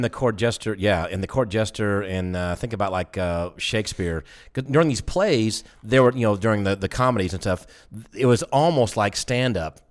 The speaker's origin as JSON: {"language": "English", "region": "the South", "country": "United States", "said": "I'm from the South"}